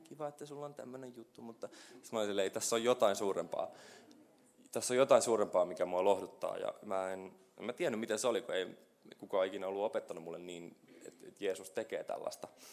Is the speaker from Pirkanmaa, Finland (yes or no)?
no; Kokkola, Central Ostrobothnia, Finland; moved away as an adult; also born or lived in Helsinki; sinä päivänä, kun mä muutin pois Kokkolasta, mulla oli mun kitara ja reppu ja mä olin semmoinen reissumies ja mä lähdin, äiti jäi itkemään ja poika lähti Hel- suureen Helsinkiin